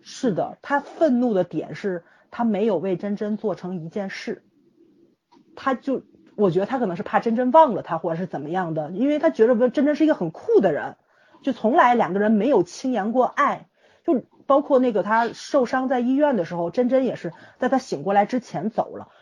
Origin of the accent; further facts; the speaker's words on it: China; 作为中国人是不应该去那些地方的